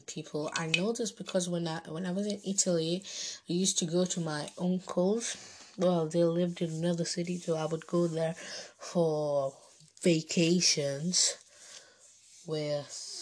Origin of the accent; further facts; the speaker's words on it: Bangladesh; So, my nationality is Bengali, I'm Bengali, so I'm Bangladeshi. I am from Bangladesh.